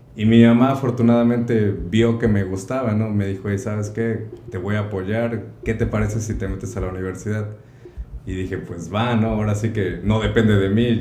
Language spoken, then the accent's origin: Spanish; Córdoba, Veracruz, Mexico; moved away as an adult; also born or lived in Xalapa, Mexico; now in California, United States; soy de México, nací en Veracruz, Córdoba, Veracruz